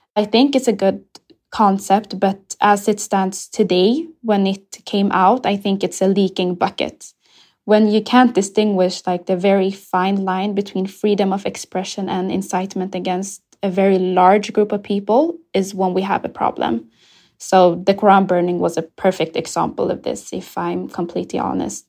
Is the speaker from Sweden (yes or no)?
yes; Sweden; also born or lived in Ethiopia; when I first came to Sweden, I was seven years old when I came from Ethiopia